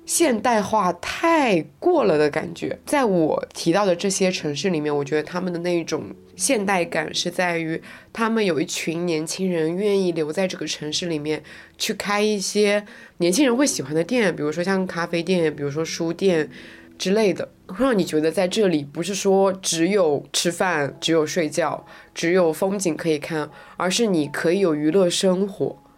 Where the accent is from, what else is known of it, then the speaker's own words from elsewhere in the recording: Zhejiang, China; 因为我本身就是在浙江的山里面长大的